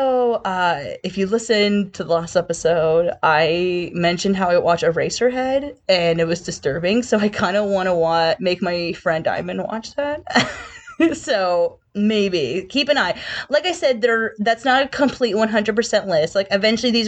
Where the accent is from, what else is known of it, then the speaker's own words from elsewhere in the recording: Pottsville, Pennsylvania, United States; from Pottsville, straight from home